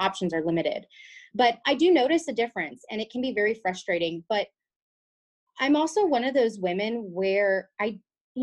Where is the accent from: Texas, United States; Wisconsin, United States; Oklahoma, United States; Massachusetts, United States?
Texas, United States; Austin; I'm from Austin